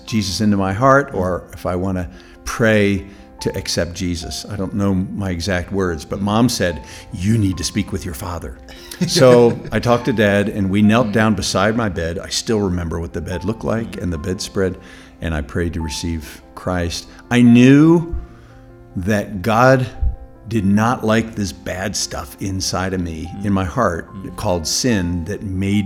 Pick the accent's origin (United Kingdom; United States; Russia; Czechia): United States; As an American